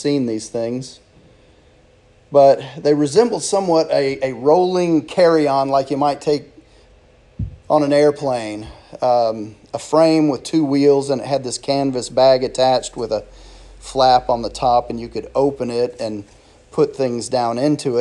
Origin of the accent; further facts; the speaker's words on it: Germany; moved away; When I was growing up in Germany, my mom would take us grocery shopping